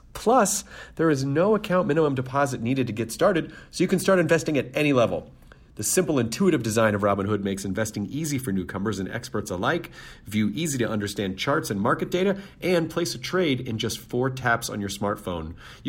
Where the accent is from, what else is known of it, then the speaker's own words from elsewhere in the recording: Philadelphia, Pennsylvania, United States; It is like Idiot Abroad, except that I'm the idiot and abroad is my hometown, Philadelphia.